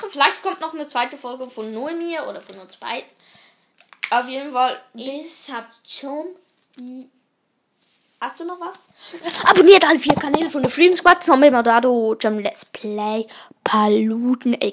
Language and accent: German; Switzerland; Also Österreich kommen wir nicht. {S1} Deutschland nee. auch nicht. {S0} Wir kommen aus der Schweiz.